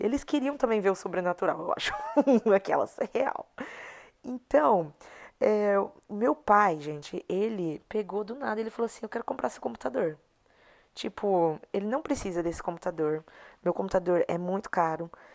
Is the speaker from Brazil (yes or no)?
yes; Brazil; moved away; a mentalidade que eu cresci no meu país, que eu cresci no Brasil